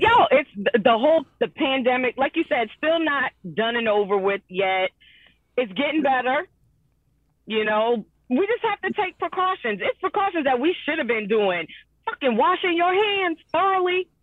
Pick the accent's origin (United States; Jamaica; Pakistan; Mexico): Jamaica; I'm still a Jamaican